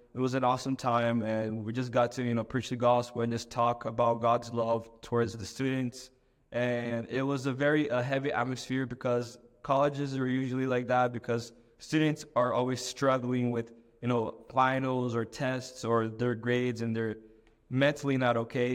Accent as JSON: {"language": "English", "country": "Brazil", "moved": "yes", "said": "I'm from Brazil originally"}